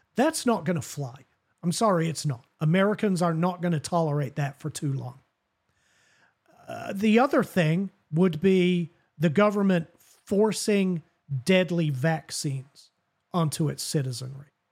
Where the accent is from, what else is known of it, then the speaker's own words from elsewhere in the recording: England, United Kingdom; also born or lived in Southern United States; now in United States; growing up in England